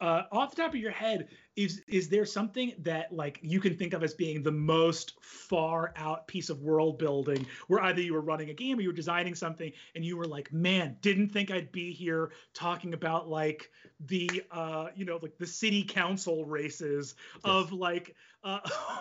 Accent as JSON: {"language": "English", "region": "New York", "country": "United States", "tie": "born or raised there", "said": "growing up in New York"}